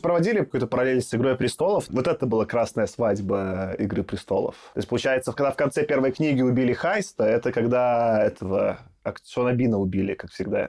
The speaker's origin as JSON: {"language": "Russian", "country": "Belarus", "moved": "yes", "lives_now": "Russia", "said": "Я просто единственный белорус такой"}